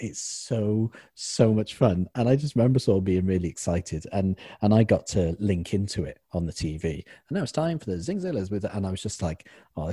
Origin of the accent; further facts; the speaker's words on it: Cardiff, Wales, United Kingdom; We're both from Cardiff. Everyone knows each other in Cardiff